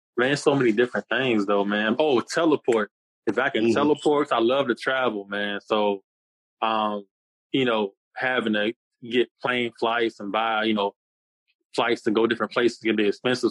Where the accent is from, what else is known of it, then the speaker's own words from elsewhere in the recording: Newport News, Virginia, United States; also born or lived in Hampton, Virginia; born in Hampton, Virginia, raised in Newport News, and I currently live in Hampton now.